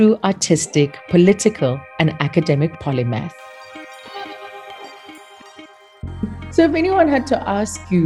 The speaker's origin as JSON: {"language": "English", "town": "Soweto", "region": "Gauteng", "country": "South Africa", "tie": "born or raised there", "said": "I grew up in Soweto"}